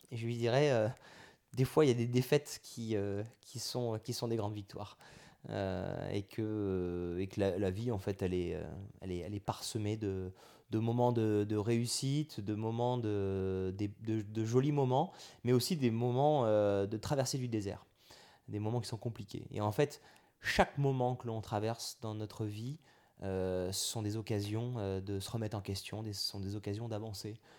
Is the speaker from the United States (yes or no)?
no; Auvergne-Rhône-Alpes, France; Alors là, je viens de la Drôme, moi, je, du côté de mon père, on vient de la Drôme.